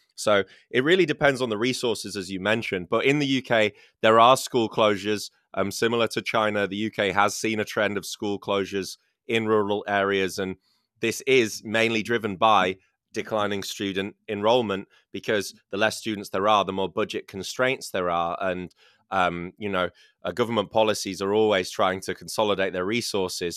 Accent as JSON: {"language": "English", "country": "United Kingdom", "tie": "born or raised there"}